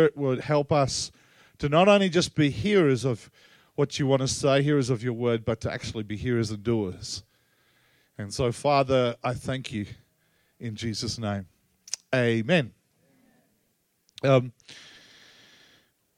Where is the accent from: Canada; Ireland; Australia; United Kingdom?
Australia; also born or lived in Tasmania; I come from Australia